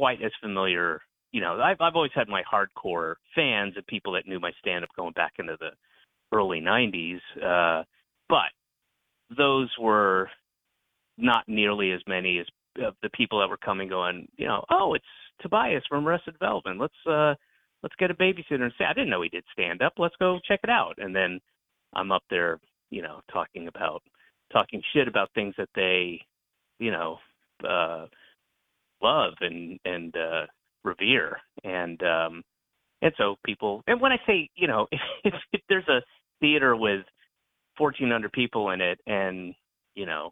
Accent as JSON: {"language": "English", "town": "Roswell", "region": "Georgia", "country": "United States", "tie": "born or raised there", "said": "I grew up in Roswell, Georgia"}